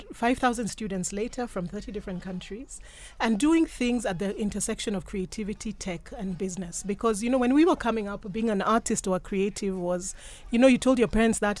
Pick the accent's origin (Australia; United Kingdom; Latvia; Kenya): Kenya; now in United States; Great to be here. Mm. Really, really a pleasure. So I'm a Kenyan.